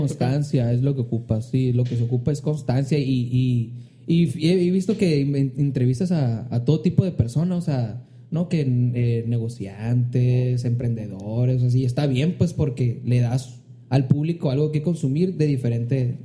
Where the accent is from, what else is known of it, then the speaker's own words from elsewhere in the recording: Hermosillo, Sonora, Mexico; Hermosillo, que es de donde soy